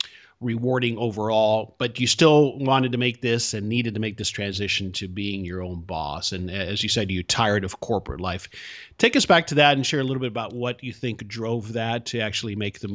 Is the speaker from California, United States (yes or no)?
no; South Florida, United States; I grew up in South Florida.